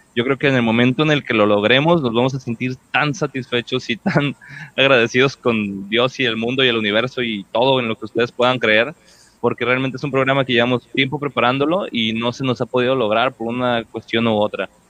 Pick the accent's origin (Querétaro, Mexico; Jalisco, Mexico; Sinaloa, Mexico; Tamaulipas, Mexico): Jalisco, Mexico; Puerto Vallarta; yo también tuve el cambio así de, rancho a, ciudad. Este, bueno, no es tan grande de Vallarta